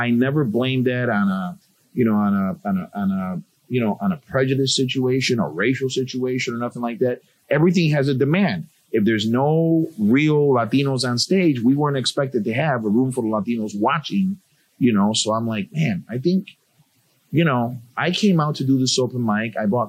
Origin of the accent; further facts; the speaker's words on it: Chicago, Illinois, United States; The Wrigley, Halsted and Roscoe area, and then moved to Logan Square. So I'm Puerto Rican, born and raised in Chicago. But again, Logan Square is my current neighborhood.